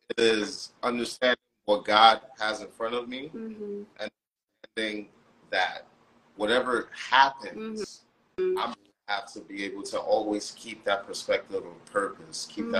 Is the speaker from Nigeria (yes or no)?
yes; Nigeria; I'm Nigerian. My family lives in Nigeria.